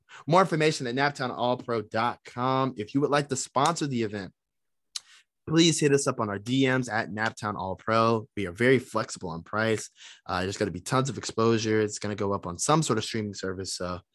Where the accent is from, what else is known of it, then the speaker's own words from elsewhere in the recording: Indianapolis, Indiana, United States; Growing up in Indianapolis wrestling, there was one thing that was always certain